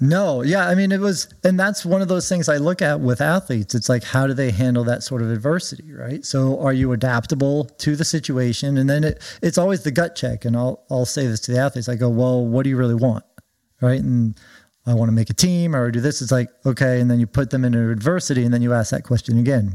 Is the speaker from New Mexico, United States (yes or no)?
no; Orange County, California, United States; moved away as an adult; also born or lived in Oregon / Villanova; I grew up in Orange County